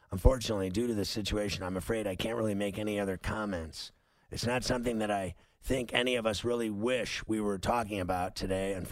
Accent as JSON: {"language": "English", "town": "Chicago", "region": "Illinois", "country": "United States", "lives_now": "Tulsa, United States", "said": "Tulsa, but I'm I'm originally from Chicago"}